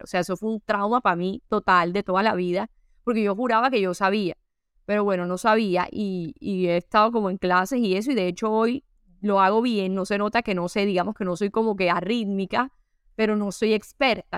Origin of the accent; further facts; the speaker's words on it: Caribbean coast of Colombia, Caribbean Region, Colombia; yo soy costeña